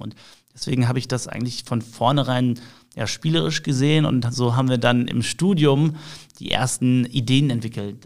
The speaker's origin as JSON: {"language": "German", "town": "Düsseldorf", "region": "North Rhine-Westphalia", "country": "Germany", "tie": "born or raised there", "said": "Ich bin gebürtiger Düsseldorfer, also in mir fließt äh, das Düsseldorfer Blut"}